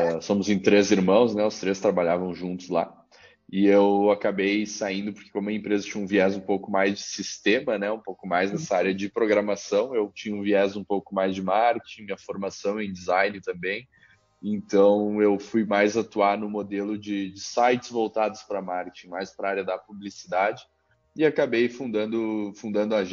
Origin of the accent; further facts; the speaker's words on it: Caxias do Sul, Rio Grande do Sul, Brazil; Uh, eu sou natural de Caxias do Sul.